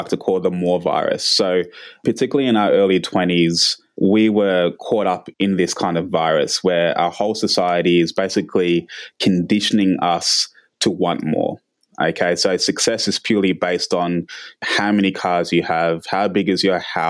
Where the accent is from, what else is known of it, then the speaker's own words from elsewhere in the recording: Canberra, Australian Capital Territory, Australia; I've been here 27 years. So, we grew up in Canberra